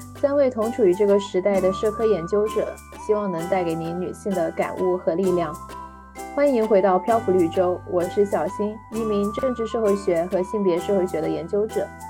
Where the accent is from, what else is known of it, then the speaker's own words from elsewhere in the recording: Guangdong, China; 我是广东人